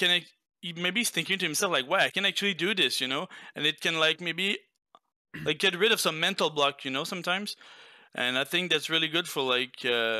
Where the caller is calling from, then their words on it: Quebec City, Quebec, Canada; I'm calling from Quebec City, Canada.